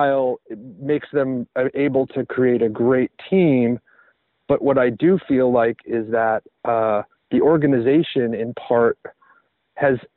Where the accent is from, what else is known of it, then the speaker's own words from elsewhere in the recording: Tennessee, United States; I grew up in Tennessee